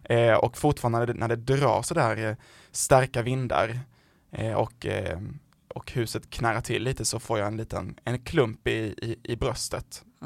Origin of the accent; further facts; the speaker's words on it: southern Sweden, Sweden; accent: southern Swedish dialect; jag är ju från de södra delarna av landet, men det är någon som har missat det på min dialekt.